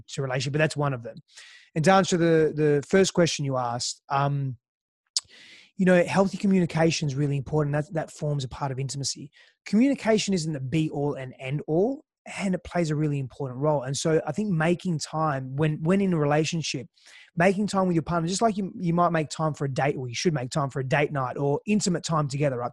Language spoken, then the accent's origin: English; Australia; also born or lived in Greece; I was born in Australia, but then lived in Greece for the first few years of my life. Uh, my father's Greek, mother's Italian. And, and spent, um, you know, came back to Australia when, when I was about, I think, five, five and a bit